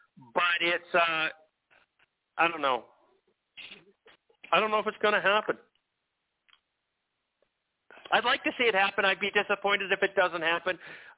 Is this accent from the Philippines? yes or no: no; Vancouver, British Columbia, Canada; I mean, I'm from Vancouver. Yes, I was at SFU.